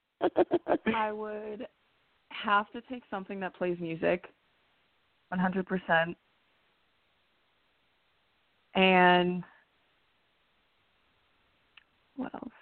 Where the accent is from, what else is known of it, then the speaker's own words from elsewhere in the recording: New England, United States; I grew up in New England and I was singing country music